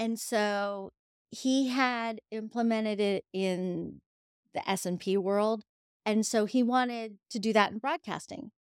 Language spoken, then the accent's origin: English; Edinboro, Pennsylvania, United States; moved away as an adult; also born or lived in Colorado; now in Pittsburgh, United States; I am a Yinzer